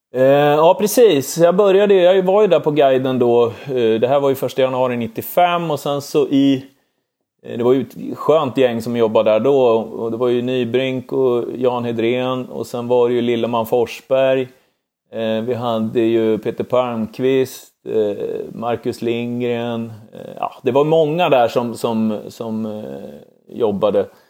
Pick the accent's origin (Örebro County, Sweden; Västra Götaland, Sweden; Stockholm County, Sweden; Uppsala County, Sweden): Örebro County, Sweden; Örebro; när vi flyttade från, från Adolfsberg in till, till Ladugårdsängen som det heter i Örebro, det gjorde vi 1992